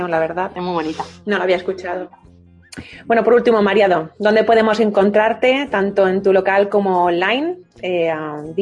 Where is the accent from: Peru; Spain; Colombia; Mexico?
Spain; Valencian Community; Soy valenciana.